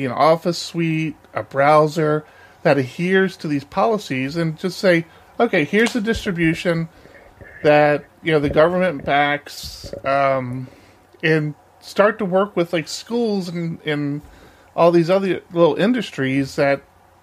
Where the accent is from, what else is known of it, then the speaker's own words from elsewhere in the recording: United States; As an American citizen